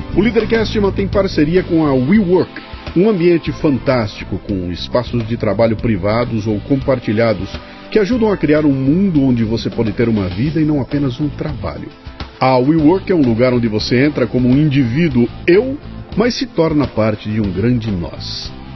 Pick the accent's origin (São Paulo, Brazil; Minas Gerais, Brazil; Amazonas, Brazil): São Paulo, Brazil; Bauru; moved away; Eu sou de Bauru